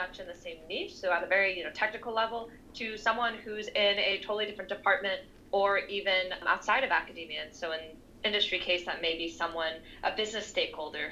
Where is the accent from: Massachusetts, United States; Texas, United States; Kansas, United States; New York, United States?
New York, United States; New York City; moved away as an adult; also born or lived in France; so I'm originally from New York City, and I'm actually living back here now.